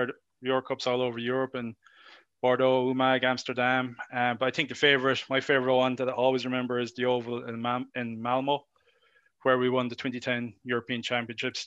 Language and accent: English; Ireland; moved away as an adult; also born or lived in Canada; I'm from Ireland, so Gaelic football was my first and only sport as a child growing up. So it's a religion where I grew